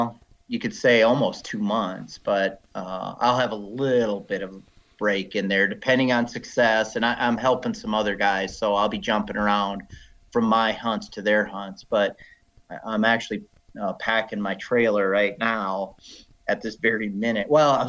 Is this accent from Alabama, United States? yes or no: no; South Dakota, United States; also born or lived in Wyoming / Montana; But I grew up in South Dakota, and I grew up in corn country.